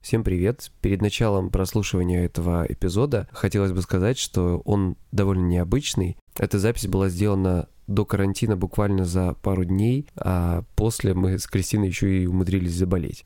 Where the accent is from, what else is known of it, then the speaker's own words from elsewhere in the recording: Krasnodar Krai, Russia; я с Кубани